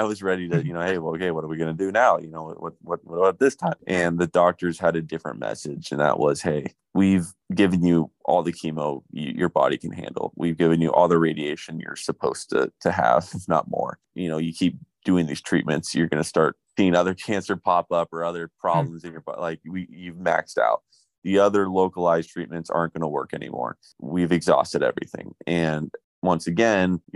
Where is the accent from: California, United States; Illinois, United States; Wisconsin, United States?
California, United States; Huntington Beach; I was born and raised in Huntington Beach, California.